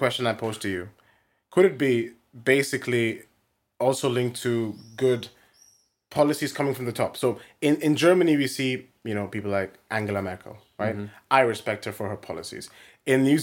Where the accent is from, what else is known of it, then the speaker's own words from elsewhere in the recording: India; I'm from India